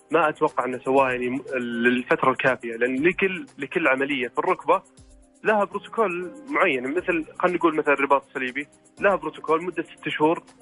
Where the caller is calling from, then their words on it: Riyadh, Riyadh Province, Saudi Arabia; من الرياض